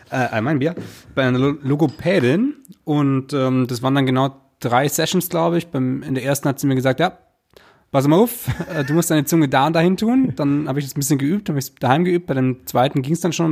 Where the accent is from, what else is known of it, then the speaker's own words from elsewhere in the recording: Stuttgart, Baden-Württemberg, Germany; moved away; in meine Heimatstadt gekommen